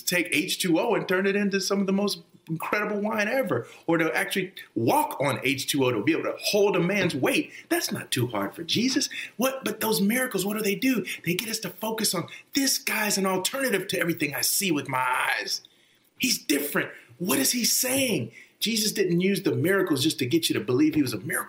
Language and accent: English; Texas, United States; moved away as an adult; also born or lived in New Jersey; I grew up in Texas